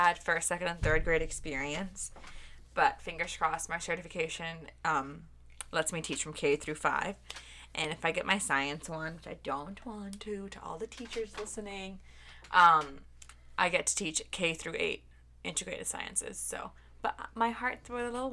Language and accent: English; Bangkok, Thailand; moved away as an adult; also born or lived in Michigan, United States; now in Chicago, United States; I was born and raised in Bangkok, Thailand, and I came to the States for university in Michigan State